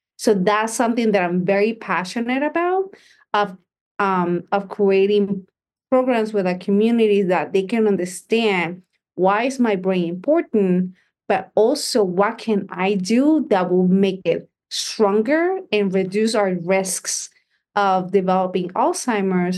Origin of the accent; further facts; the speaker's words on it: Puerto Rico; I was born and raised in Puerto Rico